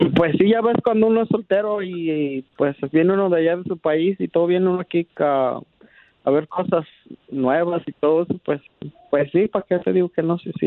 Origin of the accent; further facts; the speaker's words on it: Chiapas, Mexico; moved away; Yo soy del estado de Chiapas